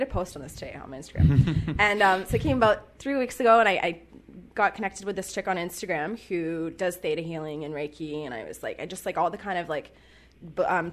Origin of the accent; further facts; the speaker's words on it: Vancouver, British Columbia, Canada; I was born in Vancouver. I'm a born and raised Kitsilano